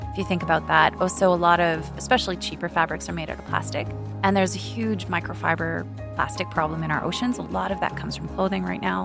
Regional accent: Canada; now in United Arab Emirates; I grew up in Canada where there's a thrift shop every second street corner

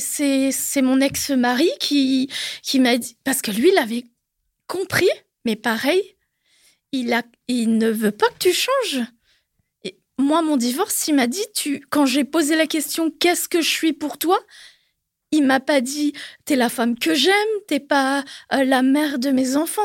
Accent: Normandy, France; moved away as an adult; also born or lived in Paris region; moi d'origine je suis normande, enfin de la Normandie.

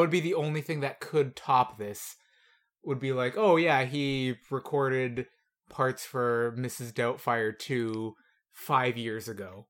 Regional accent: Canada; As a Canadian

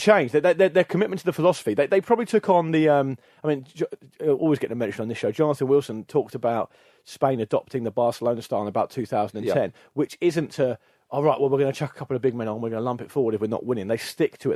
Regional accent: England, United Kingdom; as an Englishman

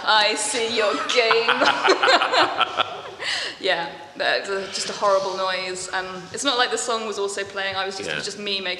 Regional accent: Buckinghamshire, South East England, United Kingdom; moved away as an adult; now in Bristol, United Kingdom; In Buckinghamshire. So sort of between High Wycombe and Amersham, kind of just northwest of London, like London suburbs, basically.

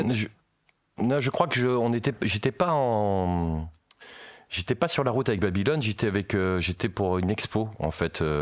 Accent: Meaux, Île-de-France, France; born there; euh, je, suis né à Meaux.

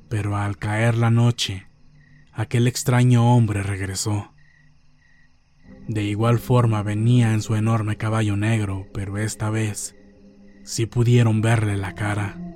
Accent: Puebla, Mexico; Para ponerlos en contexto, yo soy del estado de Puebla. Vivo en un pueblo no muy conocido de la Mixteca poblana.

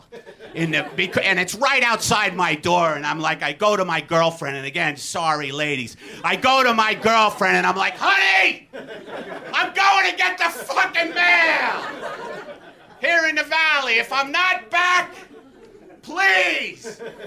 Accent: New York City, New York, United States; moved away; I was raised in Brooklyn

